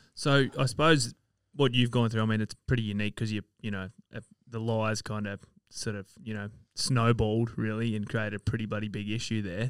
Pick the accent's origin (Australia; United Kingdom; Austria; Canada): Australia; Sydney, New South Wales; moved away; I'm from Sydney originally